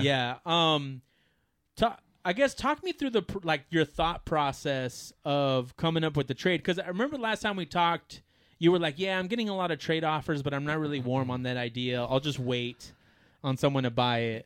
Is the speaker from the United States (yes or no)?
yes; United States; as an American